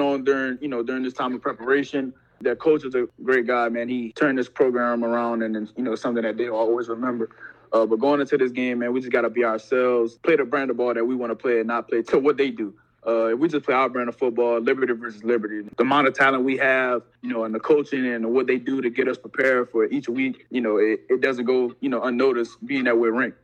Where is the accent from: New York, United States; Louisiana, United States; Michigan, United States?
Louisiana, United States; Opelousas; I'm from Opelousas, Louisiana, a little small town in Louisiana